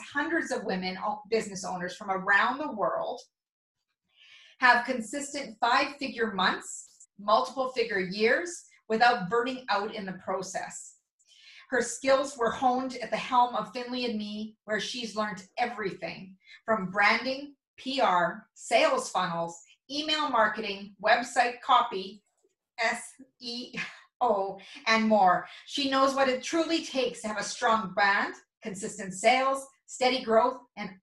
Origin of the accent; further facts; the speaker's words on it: Mundare, Alberta, Canada; my hometown of Mundare, Alberta